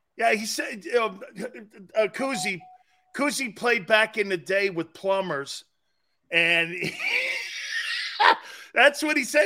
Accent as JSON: {"language": "English", "region": "New England", "country": "United States", "tie": "born or raised there", "said": "when I grew up in New England"}